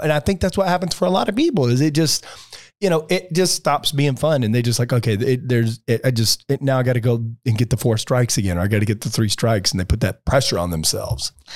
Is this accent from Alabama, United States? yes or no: yes; Alabama, United States; now in Palm Beach, United States; I grew up in Alabama, pretty sheltered